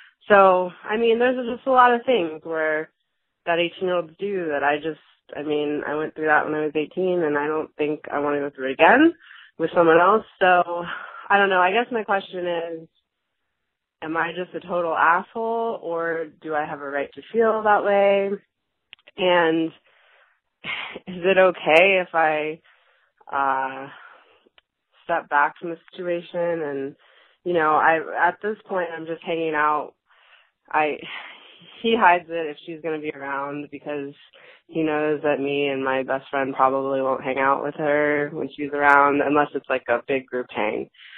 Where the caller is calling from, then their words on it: Florida, United States; I'm calling from Florida.